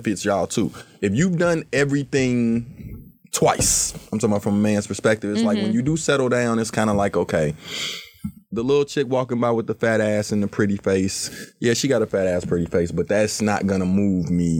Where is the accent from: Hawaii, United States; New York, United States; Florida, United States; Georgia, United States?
Georgia, United States; Atlanta; also born or lived in Chicago, Illinois; Chicago. But I've been in Atlanta pretty much all my life since I was like 8, 9 years old